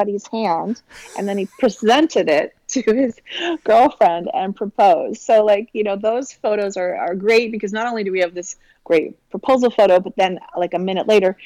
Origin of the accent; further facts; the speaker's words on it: Victoria, British Columbia, Canada; I grew up on Vancouver Island, so Victoria, BC, which is pretty much as far west coast as you can get in Canada